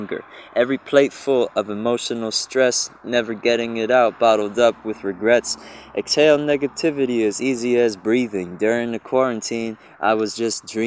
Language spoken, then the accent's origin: English; Egg Harbor Township, New Jersey, United States; also born or lived in Galloway, New Jersey / New Brunswick, New Jersey / Elizabeth, New Jersey; now in Newark, United States; I'm a New Jerseyan, born and raised. I've been in New Jersey my whole life, South Jersey, Egg Harbor Township. I was born in Galloway, actually, but moved to Egg Harbor Township when I was like 5